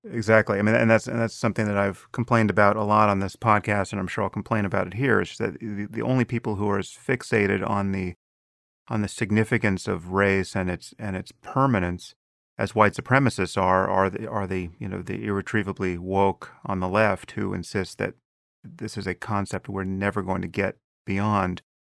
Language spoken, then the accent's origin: English; United States; as an American